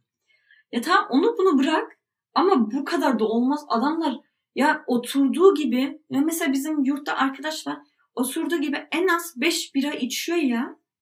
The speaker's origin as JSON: {"language": "Turkish", "country": "Germany", "tie": "born or raised there", "said": "ben burada doğdum büyüdüm."}